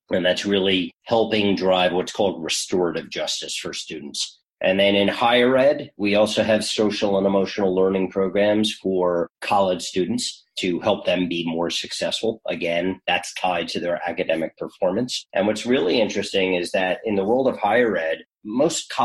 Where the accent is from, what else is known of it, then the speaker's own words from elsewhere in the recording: New York, United States; now in Frenchtown, New Jersey, United States; I'm a New Yorker through and through